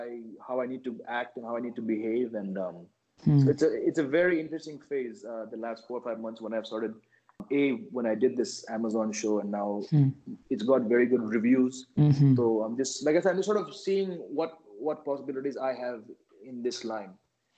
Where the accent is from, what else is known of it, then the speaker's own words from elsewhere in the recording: India; at home we're speaking English. But then we have to pick up Hindi to speak with friends, to speak with domestic help, to speak with so many people.